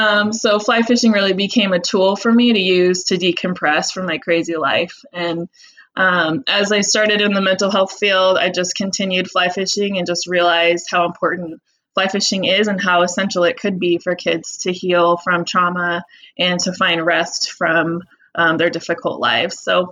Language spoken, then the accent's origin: English; United States; also born or lived in Northern California / Northern Idaho; I grew up in Northern California in Northern Idaho